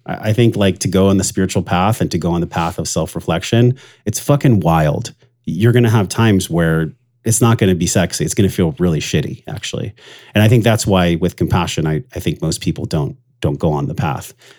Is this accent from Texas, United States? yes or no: no; La Mesa, California, United States; I grew up in East County, La Mesa, which was, like, geriatric ward